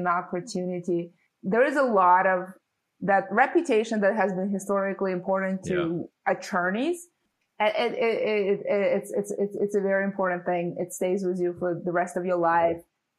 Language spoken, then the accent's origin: English; San Francisco, California, United States; I grew up in San Francisco and lived in Silicon Valley since I was 12. So I haven't really moved out of this area.